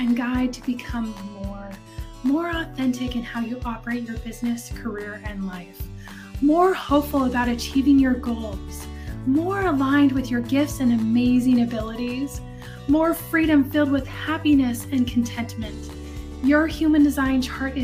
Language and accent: English; West Coast, United States; also born or lived in central US; now in Dallas, United States; I'm from the West Coast